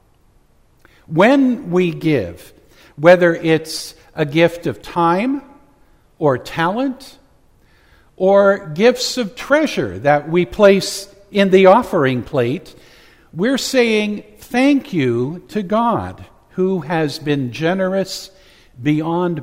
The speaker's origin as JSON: {"language": "English", "town": "Oakdale", "country": "United States", "tie": "born or raised there", "said": "Growing up in the Methodist Church in Oakdale"}